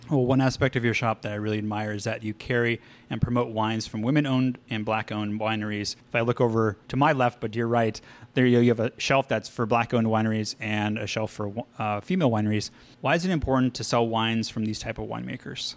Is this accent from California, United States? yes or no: yes; California, United States; We're both from California, and our state is really well known for its wines